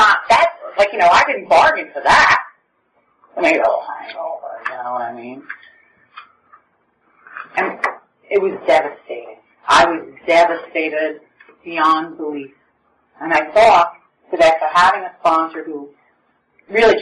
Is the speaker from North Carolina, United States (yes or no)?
no; New York City, New York, United States; now in Oceanside, United States; when we grew up in Brooklyn